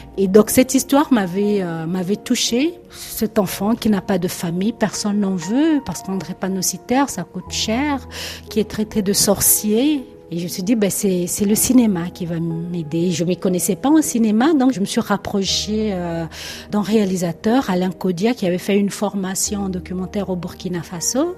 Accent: Brazzaville, Republic of the Congo; moved away as an adult; also born or lived in Pointe-Noire; now in France; j'ai grandi à Brazzaville, la capitale de la République du Congo

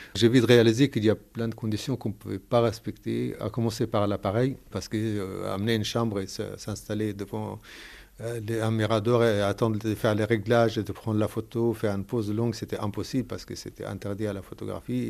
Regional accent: Gaza, Gaza Strip, Palestine; moved away; Je suis palestinien de Gaza

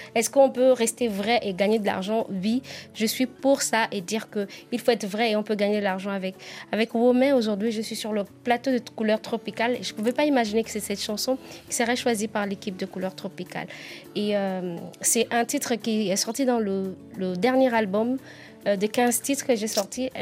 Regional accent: Nzebi, southern Gabon, Gabon; accent: southern (Nzebi); Je suis normalement Nzebi, je suis d'origine Nzebi

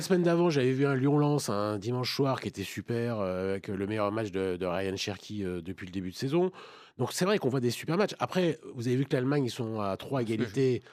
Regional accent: France; en tant que Français et amateur de football

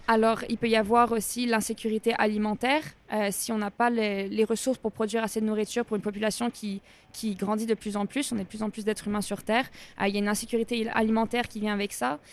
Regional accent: Canada; je viens du Canada

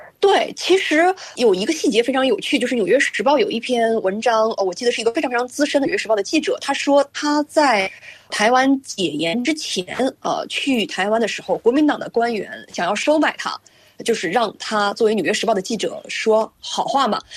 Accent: China; now in Canada; 我作为中国人

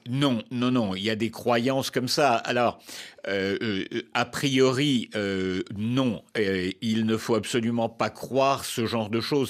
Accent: France; chez nous, en France

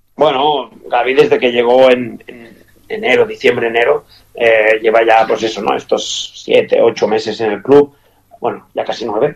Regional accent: Spain; moved away as an adult; also born or lived in Qatar / Kuwait / Catalonia; now in Toulouse, France; para mí como español

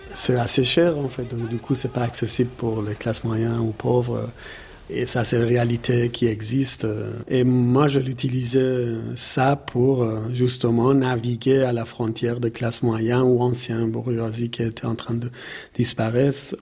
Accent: Iran; French is a second language; moved away; quand j'avais 20 ans, 21 ans en Iran

